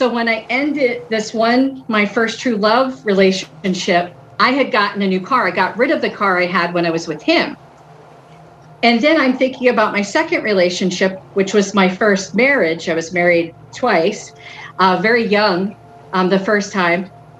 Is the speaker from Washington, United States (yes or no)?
no; Philadelphia, Pennsylvania, United States; I'm from the city of Philadelphia. I live right outside